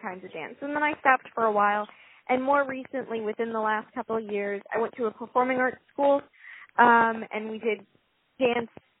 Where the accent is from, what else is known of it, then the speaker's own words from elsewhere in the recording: San Antonio, Texas, United States; I grew up in San Antonio, Texas